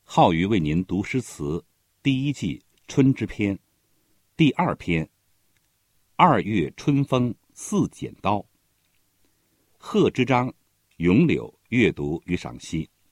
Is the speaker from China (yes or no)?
yes; Xi'an, Shaanxi, China; 我的故乡西安有许多柳树